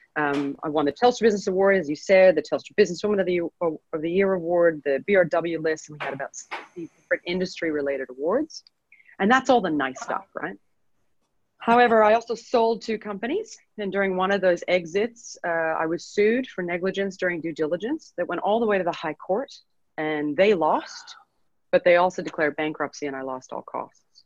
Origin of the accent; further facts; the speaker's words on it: Edmonton, Alberta, Canada; moved away as an adult; now in Sydney, Australia; I'm from Edmonton, Alberta, Canada. So uh, we're both uh, both Canadian, but uh, I'm from the not nicest city in Canada